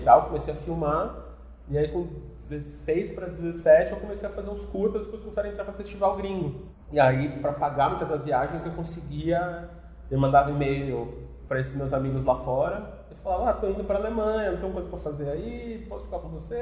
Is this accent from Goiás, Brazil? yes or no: no; a town an hour from São Paulo, Brazil; bem novo, meus pais mudaram para uma cidade que é uma horinha de São Paulo